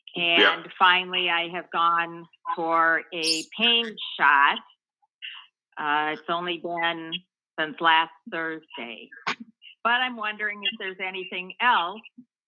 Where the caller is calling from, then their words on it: Palatine, Illinois, United States; I'm calling from Palatine, Illinois.